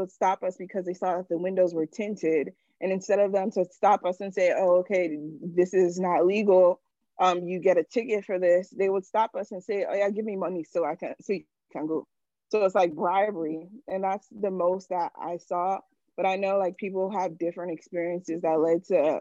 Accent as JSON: {"language": "English", "country": "United States", "tie": "born or raised there", "also_born_or_lived": "Nigeria", "said": "My family obviously is from Nigeria. I was born in America."}